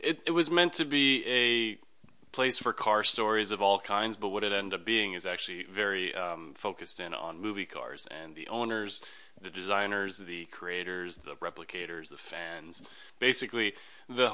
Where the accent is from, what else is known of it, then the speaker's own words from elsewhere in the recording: Toronto, Ontario, Canada; also born or lived in Germany; now in Los Angeles, United States; I grew up in Toronto in Canada